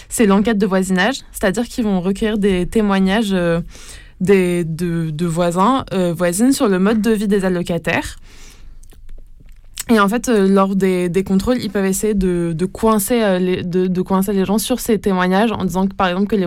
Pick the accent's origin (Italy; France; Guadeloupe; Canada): Italy; il finit également par lâcher que c'est parce que je suis italien qu'il est là et que ce type de contrôle est fréquent pour les étrangers communautaires.